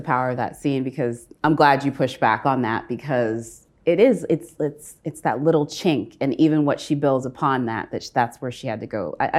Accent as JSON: {"language": "English", "town": "Austin", "region": "Texas", "country": "United States", "said": "I come from Austin, Texas. For those of you that don't know, that is the hippy dippy side of Texas. That is, it's way more closer to Berkeley than it is to Dallas."}